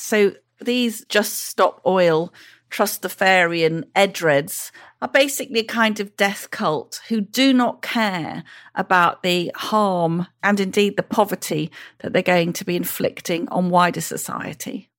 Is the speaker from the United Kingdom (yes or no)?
yes; Welsh, Wales, United Kingdom; I'm Welsh